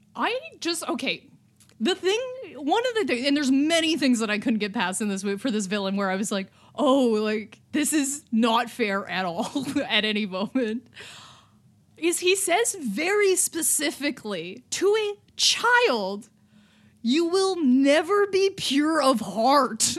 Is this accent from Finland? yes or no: no; Canada; as a Canadian